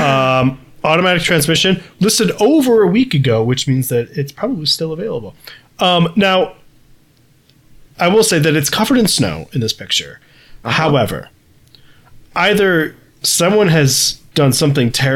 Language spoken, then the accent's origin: English; Midwest, United States; a Midwesterner with children